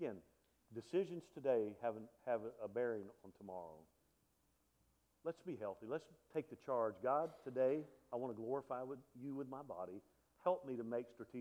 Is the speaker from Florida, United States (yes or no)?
no; South Alabama, United States; I grew up in South Alabama, so I'm from L.A., lower Alabama, about low as you can get